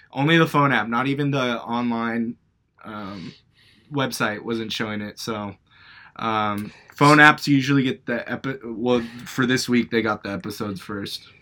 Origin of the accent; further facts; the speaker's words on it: Beaverton, Oregon, United States; also born or lived in Portland, Oregon; both episodes have taken place partly in my hometown.